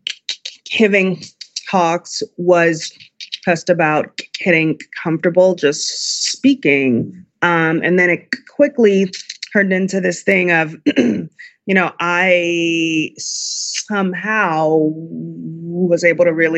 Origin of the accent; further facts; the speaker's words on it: Chicago, Illinois, United States; my hometown of Chicago